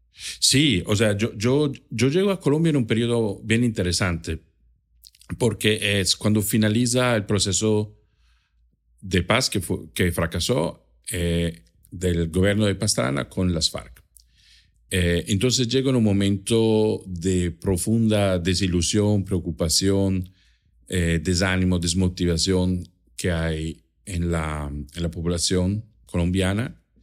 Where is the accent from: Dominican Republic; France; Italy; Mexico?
Italy; Trento, Trentino-Alto Adige; first language German and Italian; Spanish is a second language; moved away; yo nací en Italia, en el norte de Italia, en una zona de, de límite entre Italia y Austria